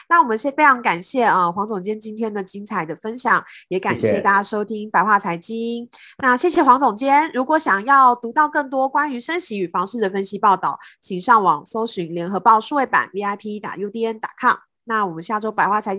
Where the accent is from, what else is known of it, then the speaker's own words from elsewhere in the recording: southern Taiwan, Taiwan; 跟我以前小时候，我是南部人，跟我小时候的认知实在是差很多。